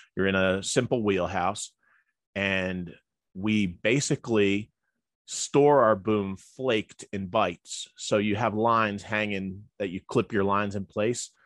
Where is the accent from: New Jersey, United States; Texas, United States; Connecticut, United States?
New Jersey, United States; Elizabeth; also born or lived in New Hampshire; I was born in Elizabeth, New Jersey, back in the seventies